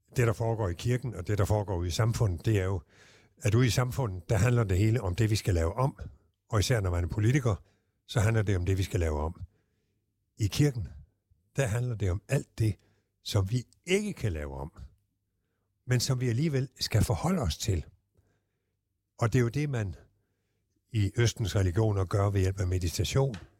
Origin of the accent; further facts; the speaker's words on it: Southern Jutland, Southern Denmark, Denmark; jeg er jo sønderjyde